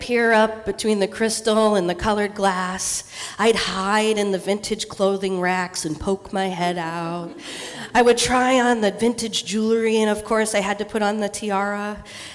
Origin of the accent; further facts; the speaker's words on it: Eastern Washington, United States; moved away; I grew up in Eastern Washington